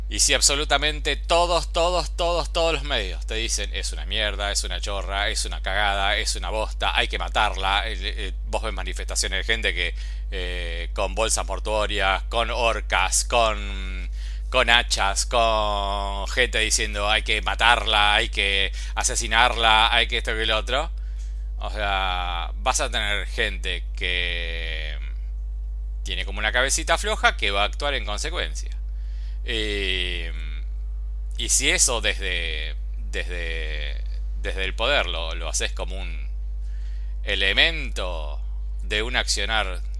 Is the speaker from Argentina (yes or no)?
yes; Argentina; yo soy argentino, por más que ahora estoy en España